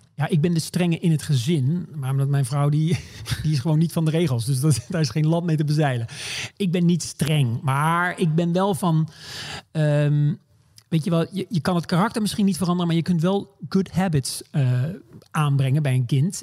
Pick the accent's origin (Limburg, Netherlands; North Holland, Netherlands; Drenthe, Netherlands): Limburg, Netherlands; Maastricht; also born or lived in Groningen; now in New York, United States; Ik ben geboren in Groningen, maar opgegroeid in, in Limburg, in Maastricht